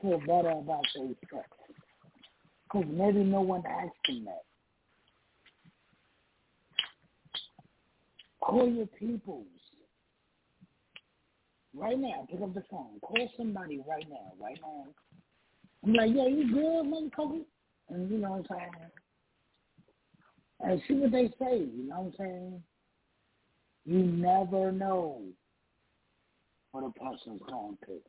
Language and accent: English; New York, United States; I'm from New York